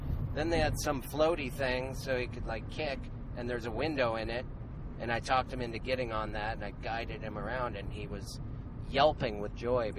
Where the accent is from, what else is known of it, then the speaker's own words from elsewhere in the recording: Missoula, Montana, United States; moved away; in Missoula, Montana, my hometown.